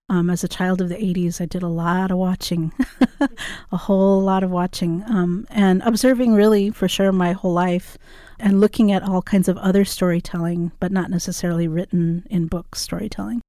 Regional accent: Tucson, Arizona, United States; I grew up here in Tucson in the West Foothill Mountains

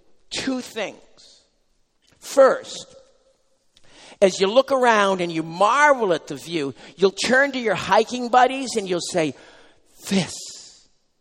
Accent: New England, United States; now in New Jersey, United States; I'm from New England. We have sort of mountains here. There, I should say. But here in New Jersey

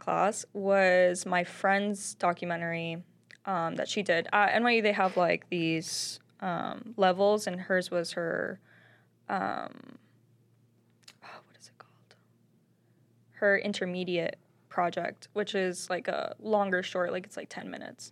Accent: Springdale, Arkansas, United States; moved away as an adult; also born or lived in New York; I grew up in Springdale. I was born and raised there.

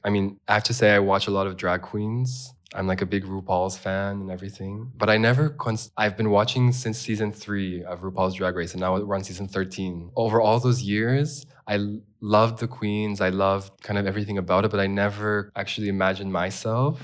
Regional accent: California, United States; born or raised there; also born or lived in Los Angeles, California; now in Berlin, Germany

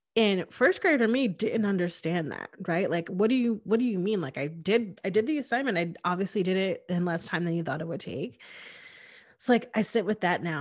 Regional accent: Hamden, Connecticut, United States; I grew up in Connecticut, um, in a very diverse place. I lived in Hamden, which was in New Haven County

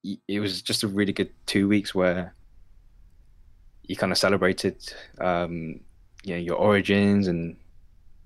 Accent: United Kingdom; first language Cantonese; I grew up in the UK

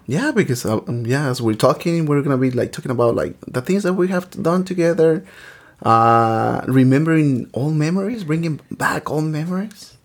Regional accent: Michoacán, Mexico; now in Los Angeles, United States; I was born in the state of Michoacan

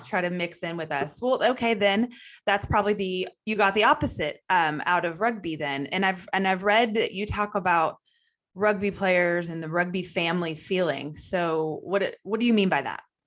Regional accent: Texas, United States; us Texas people

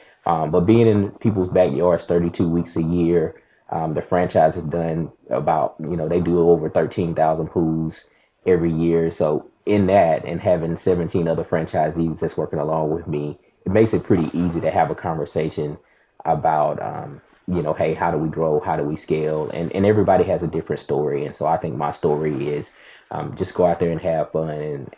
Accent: Mississippi, United States; now in Huntsville, United States; Yeah, so I'm in Alabama. I'm in Huntsville, Alabama.

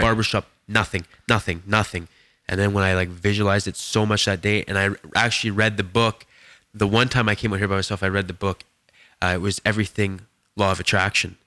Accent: Edson, Alberta, Canada; moved away as an adult; now in Kelowna, Canada; went back to my hometown, and, um, and ended up, um, cutting hair that day in my shop back in Edson

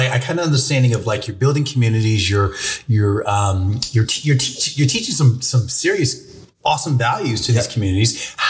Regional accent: Alaska, United States; now in Arizona, United States; So I'm actually originally from Alaska.

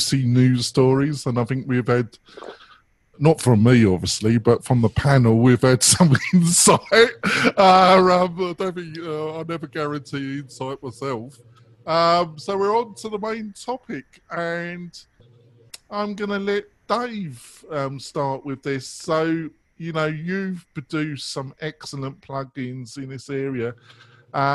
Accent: England, United Kingdom; I'm English

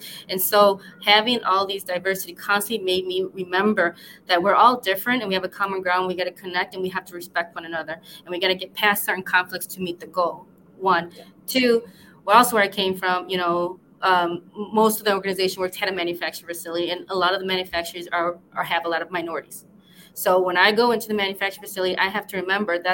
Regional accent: West Chicago, Illinois, United States; I'm from like about an hour away from Chicago. I grew up in a small town called West Chicago

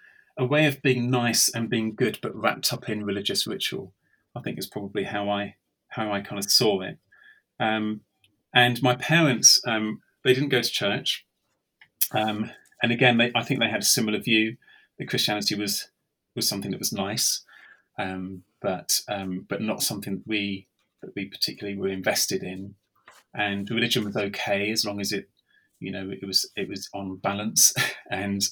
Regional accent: London, United Kingdom; accent: English; moved away as an adult; now in Swindon, United Kingdom; But I was brought up in London, in the east side of London, a place called Raynham

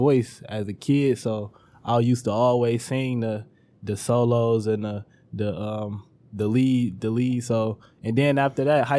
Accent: Detroit, Michigan, United States; now in Redford, United States; Actually moved to Redford when I was about 12. So yeah, after that, been living in Redford for the but Detroit, born and raised.

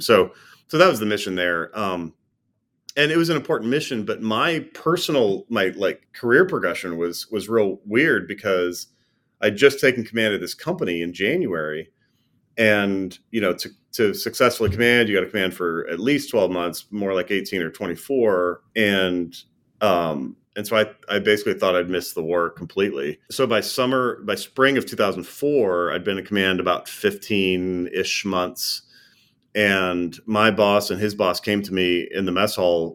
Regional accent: Minot, North Dakota, United States; I was born and raised in North Dakota, of all places, a place called Minot.

